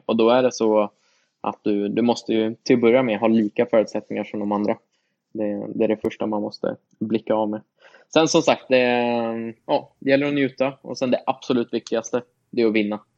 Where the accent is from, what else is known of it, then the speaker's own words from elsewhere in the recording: Sweden; moved away; hemma i Sverige